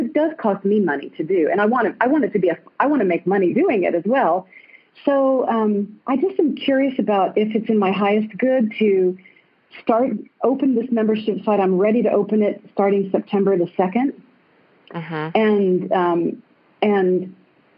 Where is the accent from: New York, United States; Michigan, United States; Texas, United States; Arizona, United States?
Texas, United States; Austin; I'm calling in from my balcony in Maui, but I'm not really from here. I'm going home soon. I'm from Austin, Texas.